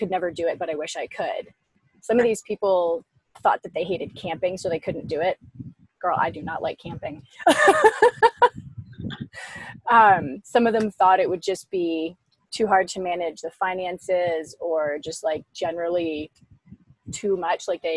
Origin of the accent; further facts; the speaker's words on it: Ottawa, Ontario, Canada; I'm from Ottawa in Canada.